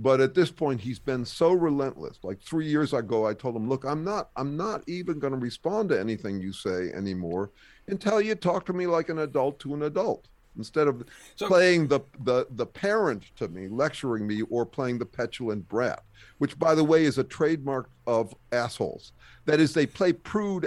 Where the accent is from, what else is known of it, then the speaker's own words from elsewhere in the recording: Berkeley, California, United States; also born or lived in upstate New York; I'm from Berkeley